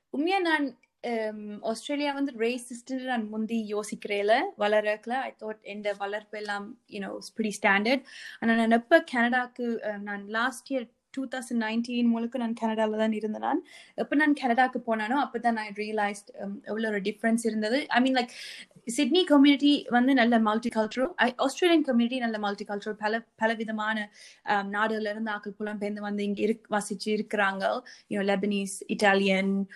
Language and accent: Tamil; Sri Lanka; now in Australia; நாங்க ஈழத்தமிழர்